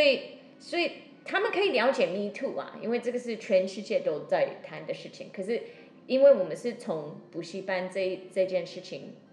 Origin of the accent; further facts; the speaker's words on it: Seattle, Washington, United States; Chinese is a second language; now in Taiwan; 我又是西雅图人